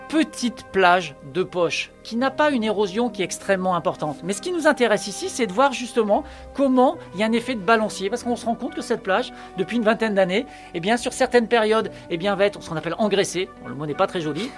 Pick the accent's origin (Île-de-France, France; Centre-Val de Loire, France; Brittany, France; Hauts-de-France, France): Hauts-de-France, France; Picardy; moved away; je suis originaire de Picardie